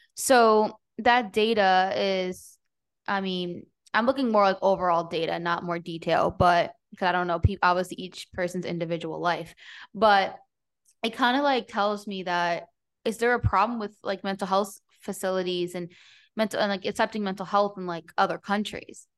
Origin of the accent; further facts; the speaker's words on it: New Jersey, United States; moved away; also born or lived in Everett, Washington / Seattle; I grew up in New Jersey, so I was in New York City a lot and in Manhattan